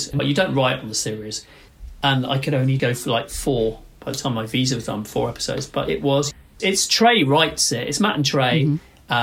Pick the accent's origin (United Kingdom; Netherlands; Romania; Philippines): United Kingdom; it's difficult being British